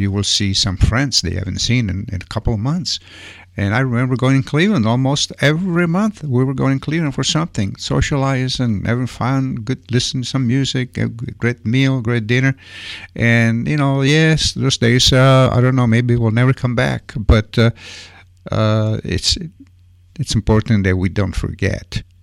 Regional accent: Italy; moved away; I mean, I remember when I came from Italy, every weekend it was three, four different dances.

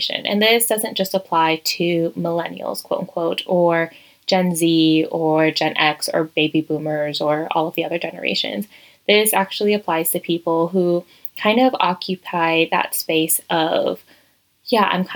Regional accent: Virginia, United States; moved away as an adult; also born or lived in Madrid, Spain; now in Toledo, Spain; I am originally from Virginia in the United States

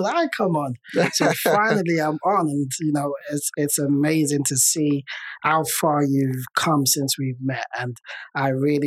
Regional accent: London, United Kingdom; I'm Nigerian. Nigerian by origin. I was born in the UK. I was born in London.

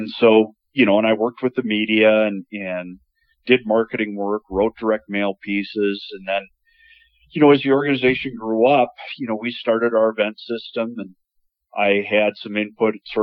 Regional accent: St. Paul, Minnesota, United States; now in Bismarck, United States; I grew up just outside of St. Paul.

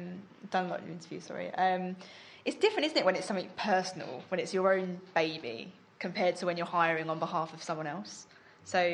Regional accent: London, United Kingdom; also born or lived in Walthamstow; So I grew up in Leyton. I was born, technically born in Walthamstow.

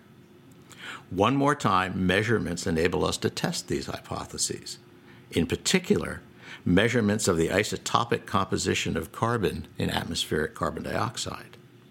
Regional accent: Boston, Massachusetts, United States; Boston, my hometown

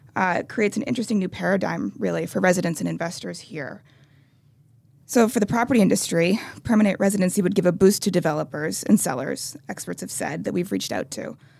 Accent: United States; I'm speaking as an American

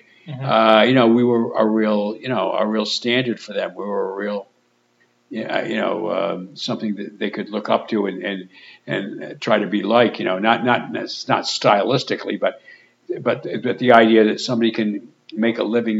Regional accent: Pawtucket, Rhode Island, United States; I'm from Pawtucket

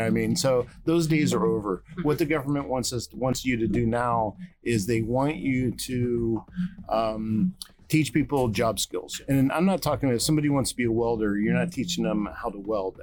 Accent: East Coast, United States; now in Texas, United States; I'm from the East Coast, so things are a little bit done differently here in Texas

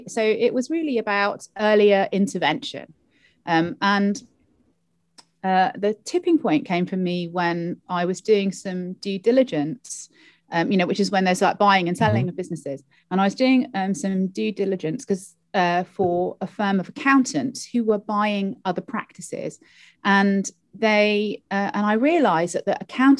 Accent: London, United Kingdom; moved away as an adult; also born or lived in Cardiff, Wales; now in Wales, United Kingdom; I am a Londoner originally, and I came to Cardiff to go to university to study law

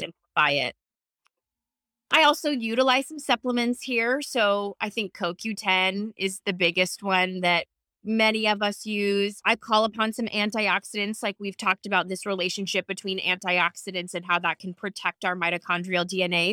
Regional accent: Seattle, Washington, United States; I'm from Seattle

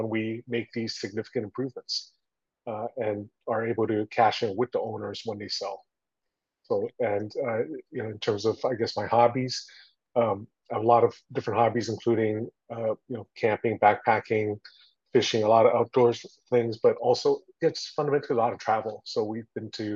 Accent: Toronto, Ontario, Canada; also born or lived in Taiwan; now in United States; I grew up in Toronto, Canada

